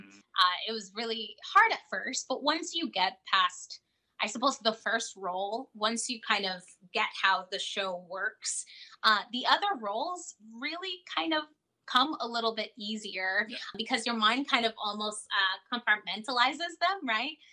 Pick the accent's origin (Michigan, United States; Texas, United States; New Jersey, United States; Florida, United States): Florida, United States; South; I'm from South Florida